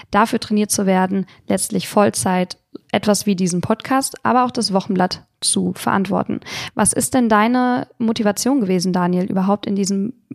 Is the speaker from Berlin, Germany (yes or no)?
no; Lampertheim, Hesse, Germany; ich komme ja aus Lampertheim, wie ihr vielleicht wisst, also wirklich aus der Hüwe wie Drive Region. Ich spreche unseren Dialekt leider auch gar nicht mal so stark.